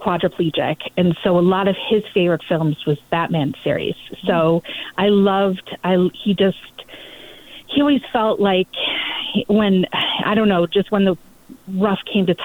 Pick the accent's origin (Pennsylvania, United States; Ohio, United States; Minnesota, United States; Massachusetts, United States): Ohio, United States; I grew up in Ohio, basically by a cornfield.